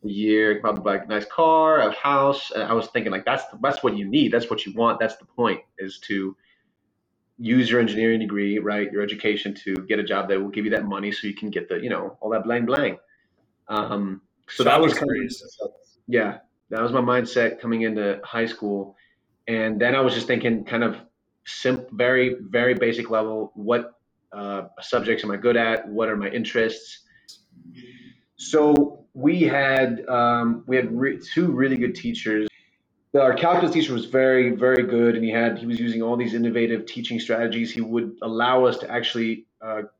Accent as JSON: {"language": "English", "country": "Ukraine", "moved": "yes", "said": "I'm from Ukraine originally. And so I came here with my mom"}